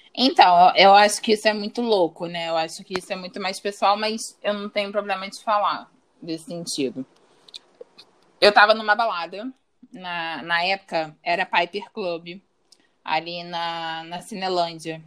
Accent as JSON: {"language": "Portuguese", "region": "Rio de Janeiro", "country": "Brazil", "said": "eu sou do Rio de Janeiro, tenho 27 anos"}